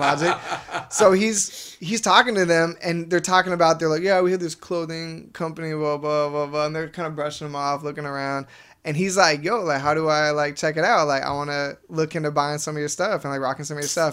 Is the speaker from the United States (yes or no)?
yes; Wenatchee, Washington, United States; now in El Segundo, United States; we grew up together in Wenatchee